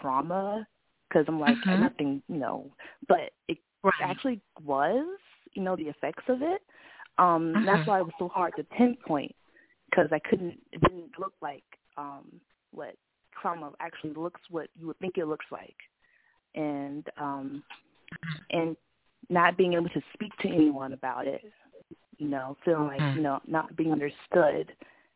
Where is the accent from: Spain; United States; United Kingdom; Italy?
United States; Florida; moved away as an adult; now in Georgia, United States; I'm from Florida